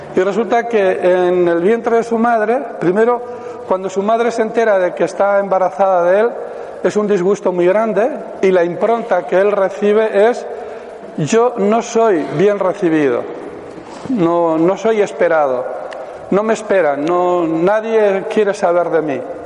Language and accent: Spanish; Pamplona, Navarre, Spain; soy de Pamplona, vivo allí